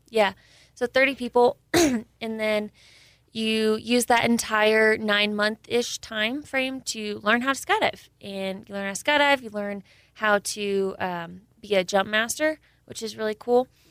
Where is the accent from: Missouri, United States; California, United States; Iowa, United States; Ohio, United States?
California, United States; Camarillo; moved away; I'm from uh, Camarillo, California